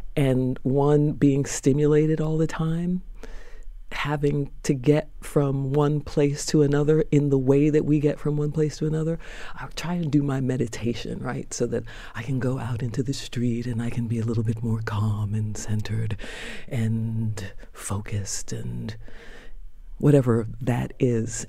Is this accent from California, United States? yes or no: no; New York, United States; Born in Harlem Hospital